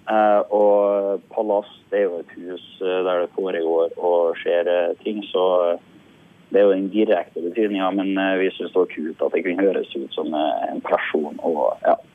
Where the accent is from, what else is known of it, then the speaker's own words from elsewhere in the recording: Sunndalsøra, Møre og Romsdal, Norway; Akkurat nå befinner jeg meg i hjemkommunen min, eh, Sunndalsøra